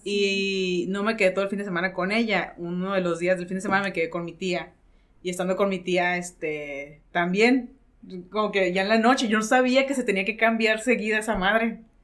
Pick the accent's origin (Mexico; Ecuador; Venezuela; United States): Mexico; Mexicali, Baja California; also born or lived in Tijuana; Yo soy de Mexicali y todas las fiestas familiares son en Mexicali